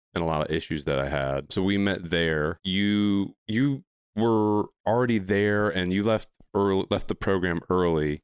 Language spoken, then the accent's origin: English; Ohio, United States; now in Charlotte, United States; I'm from Ohio, but I've been down in the Charlotte area basically since two thousand nine